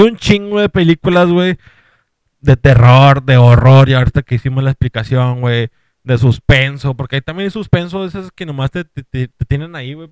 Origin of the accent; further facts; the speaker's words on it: Monterrey, Nuevo León, Mexico; somos de Monterrey